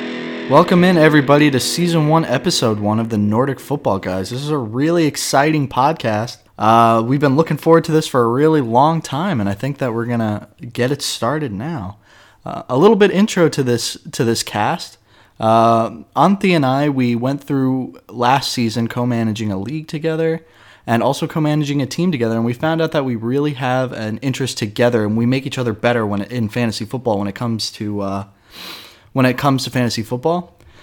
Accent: Raleigh, North Carolina, United States; now in Helsinki, Finland; I'm an American from Raleigh, North Carolina. I was born and raised there, and I'm now living in Helsinki, Finland.

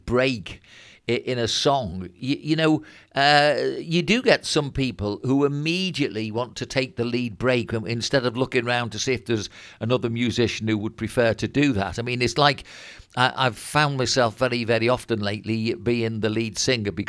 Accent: Bebington, North West England, United Kingdom; also born or lived in Birkenhead; when I'd be about 10 and we moved from Birkenhead up to Bebbington

